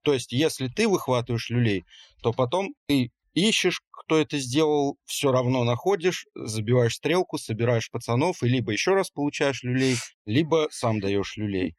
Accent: small town near Orsk, Orenburg Oblast, Russia; Я вот рос не на Уралмаше, а в маленьком городе, но у нас рядом был город Орск

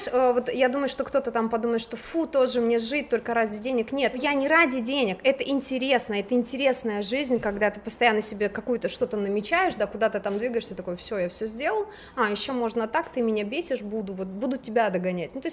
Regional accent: Belarus; когда я приехала из Беларуси, ну, то есть у меня в Беларуси, как ты говоришь, у меня в Краснодаре, да

